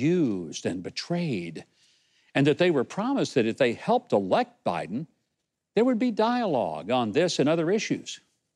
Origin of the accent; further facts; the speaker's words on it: Arkansas, United States; my home state of Arkansas.